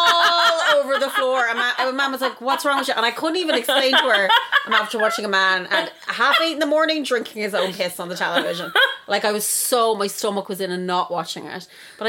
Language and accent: English; Longford, Leinster, Ireland; I'm from Longford